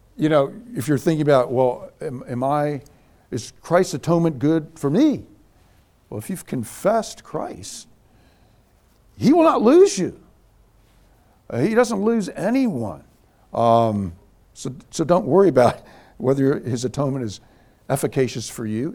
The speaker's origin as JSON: {"language": "English", "region": "Scotland", "country": "United Kingdom", "said": "I'm a Scotsman."}